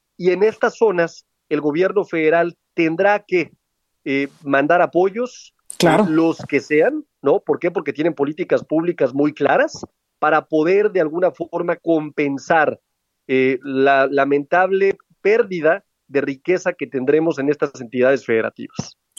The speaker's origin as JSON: {"language": "Spanish", "region": "Aguascalientes", "country": "Mexico", "said": "Aguascalientes, por ejemplo, ¿no? que es mi tierra"}